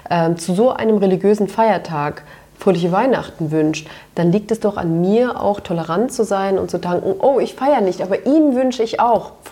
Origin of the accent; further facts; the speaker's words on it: Turkey; ja, aber da sage ich dir als Türkin, ähm, dass ich das nicht so gut finde.